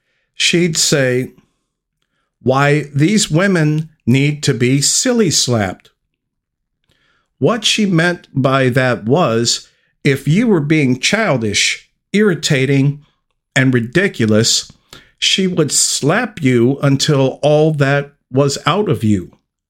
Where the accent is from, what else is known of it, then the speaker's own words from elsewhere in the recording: Texas, United States; I currently live and was born and raised in Texas